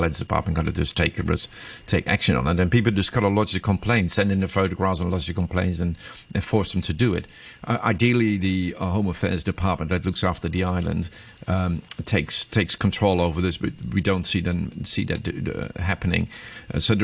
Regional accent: Netherlands; now in Hong Kong; I'm from Holland, so we grew up cycling. When I was young, 5 years old, you're on your bicycle going to school

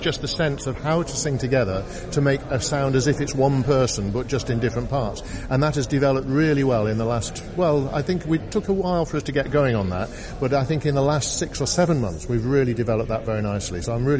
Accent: Manchester, North West England, United Kingdom; accent: a bit Northern; also born or lived in Liverpool; I was born in Liverpool, but moved when I was two to Manchester, and most of my life was spent in Manchester. My father came from Bristol area, my mother from North Newcastle. So between them, they gave my brother and me a sort of mixture of accents

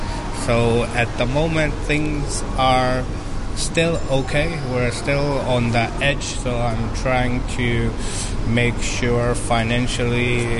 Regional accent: Hong Kong; hence I was born in Hong Kong. So after that, I sort of lived here up till now.

